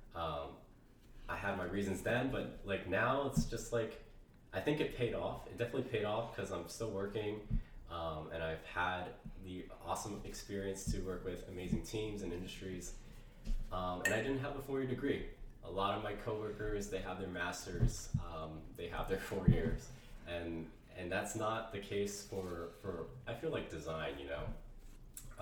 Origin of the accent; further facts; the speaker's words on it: Ohio, United States; moved away as an adult; now in San Francisco Bay Area, United States; I'm from Ohio, um, so I am returning back home